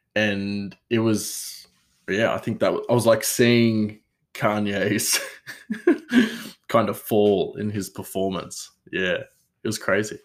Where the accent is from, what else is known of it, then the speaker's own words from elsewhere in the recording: Australia; I'm Australian